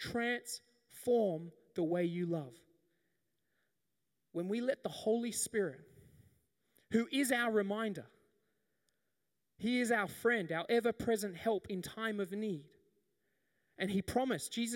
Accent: the Whitsundays, Queensland, Australia; I grew up in the Whitsundays

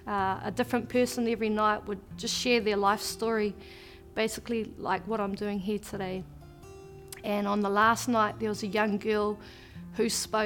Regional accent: Te Puke, Bay of Plenty, New Zealand; I was born and raised in New Zealand in a small town called Te Puke.

